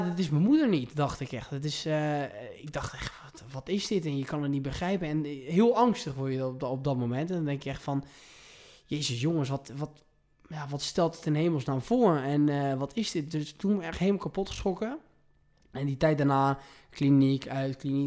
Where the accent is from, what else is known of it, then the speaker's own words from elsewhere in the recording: Provence-Alpes-Côte d'Azur, France; moved away as an adult; also born or lived in The Hague, Netherlands; now in Amsterdam, Netherlands; ik ben dus geboren in Den Haag. Eh, en toen ik eh, drie jaar oud was, ben ik met mijn zusje, mijn moeder en mijn vader verhuisd naar Zuid-Frankrijk. En ik heb dat om mijn eh, achttiende e gewoond.